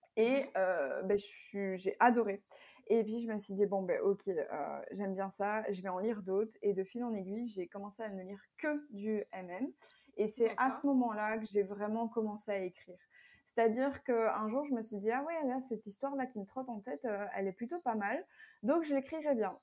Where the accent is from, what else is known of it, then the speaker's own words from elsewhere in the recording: Belgium; je viens de Belgique et j'habite toujours en Belgique.